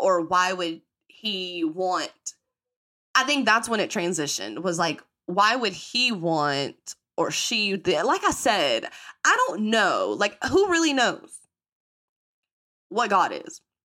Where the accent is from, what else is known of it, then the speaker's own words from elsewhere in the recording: the Bible Belt in the South, United States; accent: country; growing up in the Bible Belt in the South